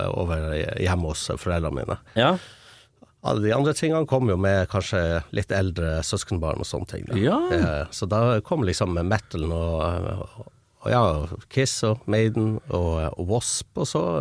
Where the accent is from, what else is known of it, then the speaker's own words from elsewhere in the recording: Hammerfest, Finnmark, Norway; Jeg er fra Hammerfest, ja.